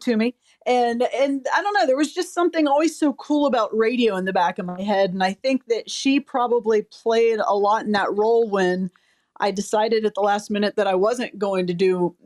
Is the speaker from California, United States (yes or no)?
no; Columbus, Ohio, United States; now in New Orleans, United States; I grew up in Columbus, Ohio